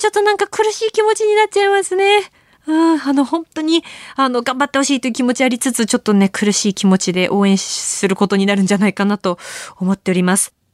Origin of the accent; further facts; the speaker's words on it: Akita, Japan; moved away; 私のふるさと秋田